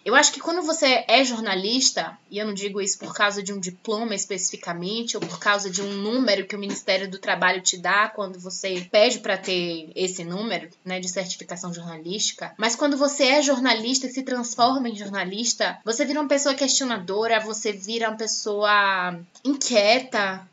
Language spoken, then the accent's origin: Portuguese; Salvador, Bahia, Brazil; moved away as an adult; also born or lived in Recife, Brazil; now in São Paulo, Brazil; nasci no Recife, fui criada em Salvador